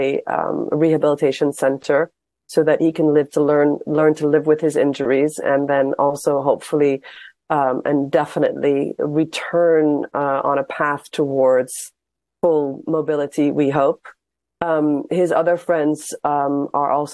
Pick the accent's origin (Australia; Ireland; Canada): Ireland; now in Ramallah, Palestine; I was born in Ireland